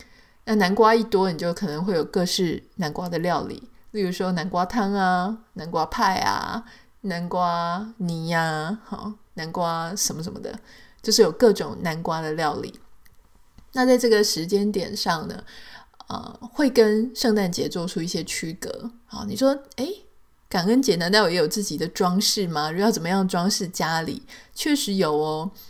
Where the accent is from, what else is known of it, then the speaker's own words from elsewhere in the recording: Taiwan; now in United States; 我记得那时候我刚来的时候呢，我就会觉得说，我会带着从台湾来的一些印象嘛。